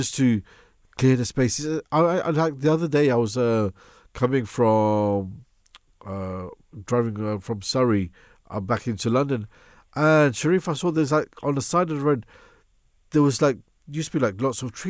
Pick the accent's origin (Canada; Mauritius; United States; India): Mauritius; we're from Mauritius, so it's a beautiful tropical country